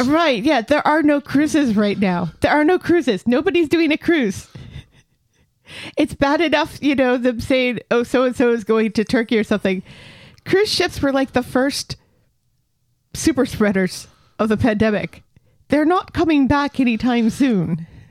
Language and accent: English; United States; I'm American